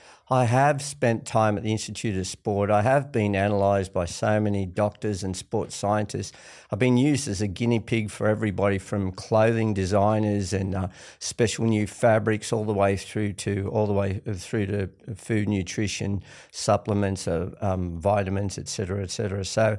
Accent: Granville, New South Wales, Australia; So I grew up in the western suburbs of Sydney, out of Granville.

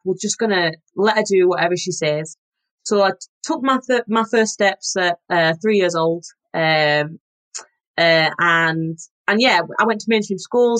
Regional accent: Yorkshire and the Humber, United Kingdom; I'm from Yorkshire, so I had a very northern diet growing up.

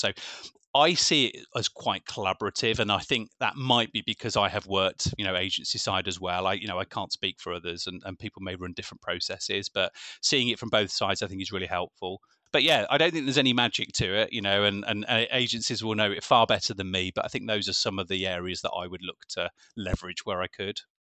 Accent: Birmingham, West Midlands, United Kingdom; I am local, I am from Birmingham

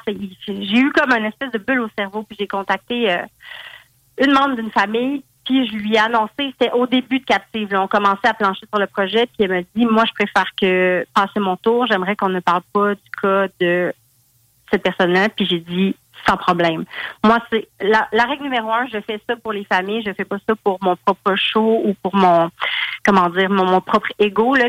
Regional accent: Val-d'Or, Quebec, Canada; je viens de Val d'Or.

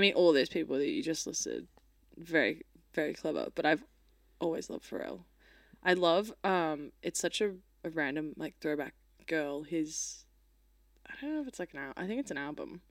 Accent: Australia

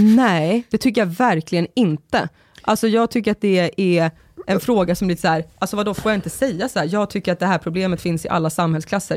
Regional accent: Sorunda, Stockholm County, Sweden; i Sorunda på min gata där jag växte upp

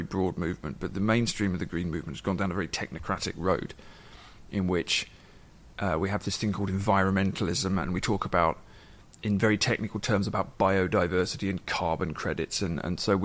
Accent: England, United Kingdom; moved away as an adult; now in Ireland; When I grew up in England in the 80s

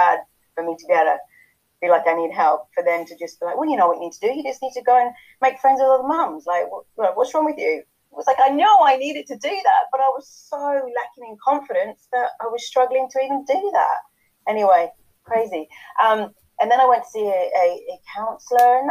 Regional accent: England, United Kingdom; moved away as an adult; now in Chilliwack, Canada; I'm English, but I've been living here for about 10 years now.

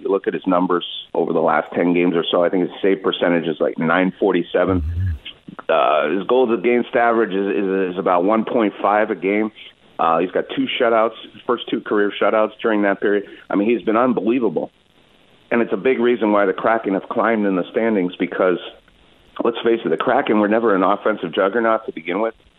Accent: Canada; now in Seattle, United States; growing up in Canada

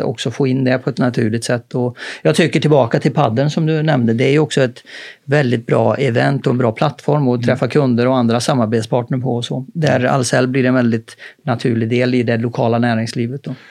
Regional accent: Karlstad, Värmland, Sweden; moved away; hemma i Karlstad. Då hade vi ett tekniskt gymnasium

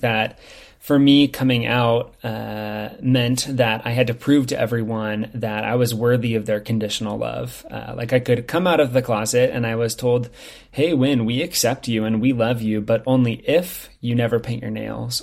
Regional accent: Lincoln, Nebraska, United States; now in Bend, United States; I'm from Lincoln, which is the capital city

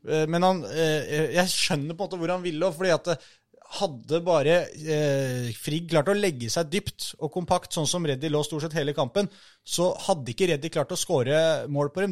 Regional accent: Oslo, Norway; ikke så langt unna der jeg er fra

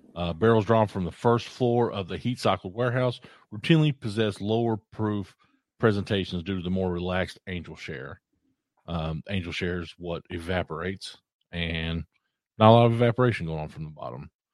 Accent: Eastern Kentucky, United States; I grew up in Eastern Kentucky

